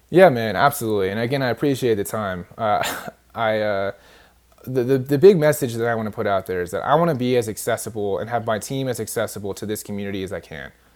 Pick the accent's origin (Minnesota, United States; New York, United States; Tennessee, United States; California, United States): California, United States; moved away; I'm actually from California originally.